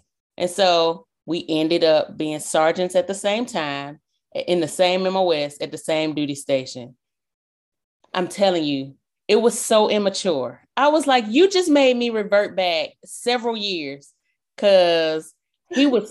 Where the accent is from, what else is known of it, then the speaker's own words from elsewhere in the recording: the South, United States; I'm from the South.